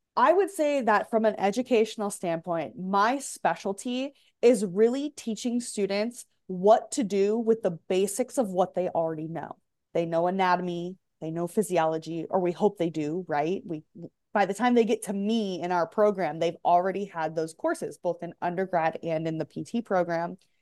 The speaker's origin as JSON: {"language": "English", "region": "Michigan", "country": "United States", "also_born_or_lived": "Grand Rapids, Michigan", "moved": "as an adult", "lives_now": "Texas, United States", "said": "I'm from Michigan"}